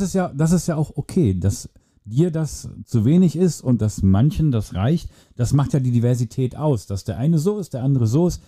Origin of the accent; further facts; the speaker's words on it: Germany; wir Deutschen